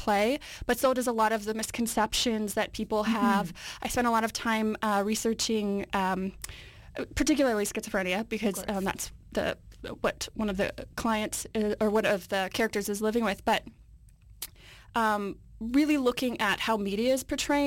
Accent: Winnipeg, Manitoba, Canada; moved away as an adult; now in Vancouver, Canada; I'm from Winnipeg, and in Winnipeg, I worked at an assisted living program

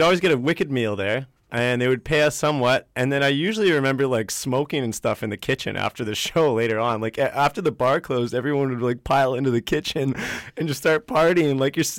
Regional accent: Vancouver, British Columbia, Canada; also born or lived in the Prairies; I was born in Vancouver.

